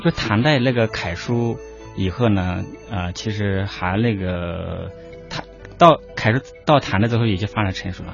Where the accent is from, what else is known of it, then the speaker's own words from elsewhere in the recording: Liangshan Yi Autonomous Prefecture, Sichuan, China; first language Yi; Chinese is a second language; moved away; 我是来自四川大凉山彝族自治州